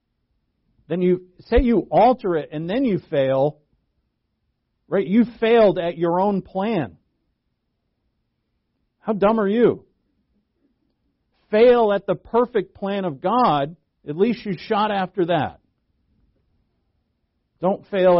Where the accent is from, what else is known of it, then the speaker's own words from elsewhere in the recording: Rhode Island, United States; I'm from New England. I'm born and raised in Rhode Island